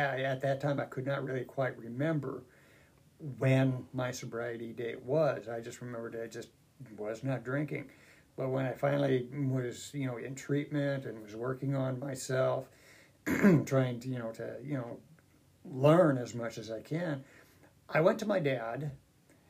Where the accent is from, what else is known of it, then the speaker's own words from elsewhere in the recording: Lincoln, Nebraska, United States; I was born and raised here in Lincoln